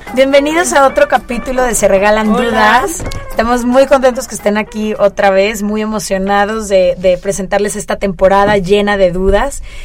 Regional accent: Mexico; como mexicana

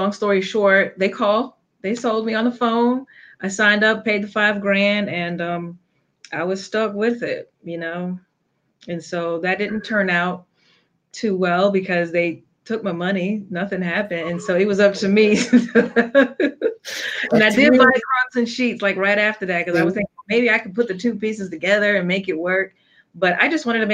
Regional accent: New York City, New York, United States; I'm originally from New York City

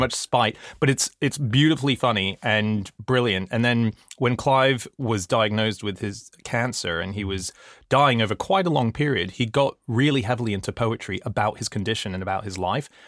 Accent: Australia; moved away as an adult; also born or lived in Hong Kong; now in United Kingdom; I grew up in Australia for all my teenage years

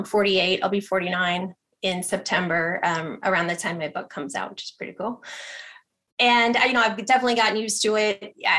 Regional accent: Ohio, United States; I'm very scientific. I'm from Ohio originally. My parents are teachers.

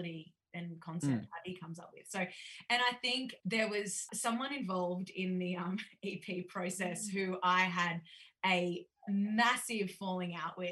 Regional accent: Tamworth, New South Wales, Australia; accent: country twang; I'm from Tamworth

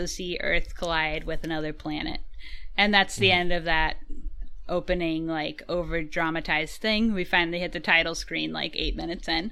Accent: United States; I am American

